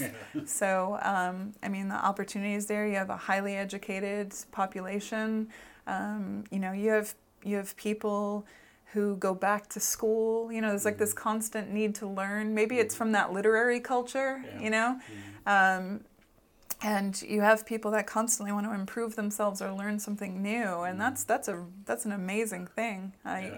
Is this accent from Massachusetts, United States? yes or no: yes; Boston, Massachusetts, United States; also born or lived in Los Angeles; now in Iceland; I grew up in Boston